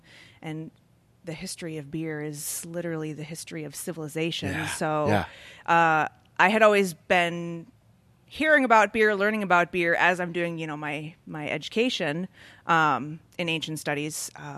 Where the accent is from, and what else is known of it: Milwaukee, Wisconsin, United States